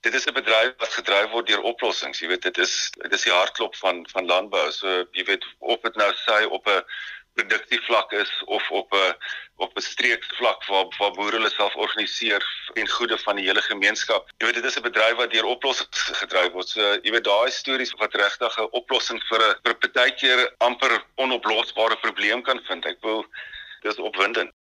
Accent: Indwe, Eastern Cape, South Africa; moved away; In die Noord-Oos-Kaap in 'n klein plekie Indwy, né? Dis uh, tussen Dordrecht en uh, en Elliot

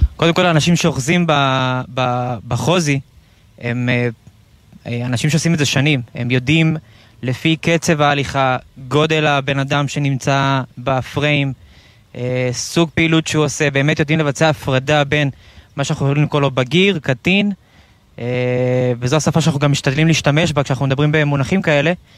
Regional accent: Central Israel, Israel; אני 33 מהמרכז

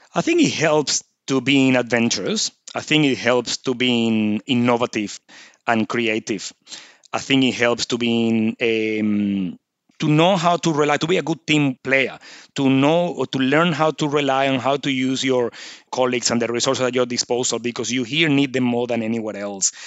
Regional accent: Venezuela; moved away as an adult; now in Nhulunbuy, Australia; I'm originally from Venezuela, as you can probably pick up by the accent.

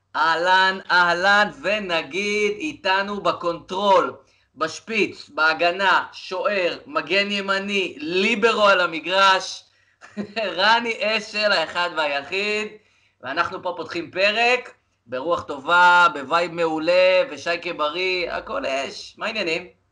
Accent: Rehovot, Central District, Israel; גם שיחקתי קצת במכבי שעריים, בעוד איזה אה, שכונה אצלנו ברחובות

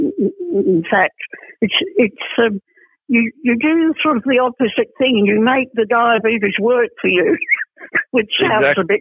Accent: England, United Kingdom; moved away; I was born in England. I've been back to England about six times

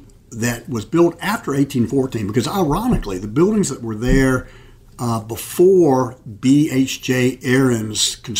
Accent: Wilmington, North Carolina, United States; those of us who have been fortunate enough to have been born and raised in Wilmington

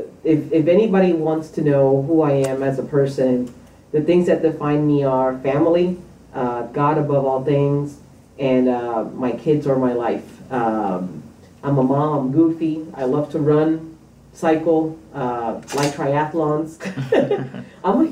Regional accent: Puerto Rico; moved away as an adult; also born or lived in New York; now in Topeka, United States; I was born in New York, raised in Puerto Rico, and I've been in Kansas for almost half of my life now

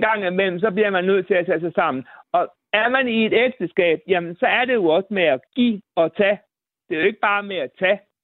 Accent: Bosnia & Herzegovina; now in Denmark; Nu kommer jeg fra Bosnien, og der snakker vi meget mere om følelser

